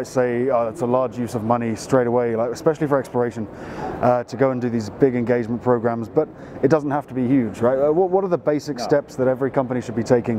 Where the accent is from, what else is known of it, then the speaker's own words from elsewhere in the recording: England, United Kingdom; I'm an English guy